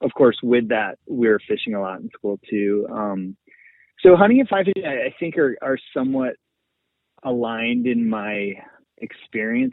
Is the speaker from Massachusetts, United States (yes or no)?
yes; outside of Boston, Massachusetts, United States; I grew up outside of Boston, kind of suburban area